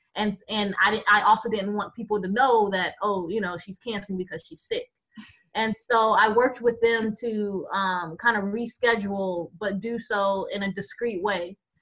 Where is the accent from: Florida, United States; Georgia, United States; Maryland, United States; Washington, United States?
Florida, United States; Tampa; moved away as an adult; also born or lived in Boston / New York; now in Geronimo, United States; I am originally from Tampa, Florida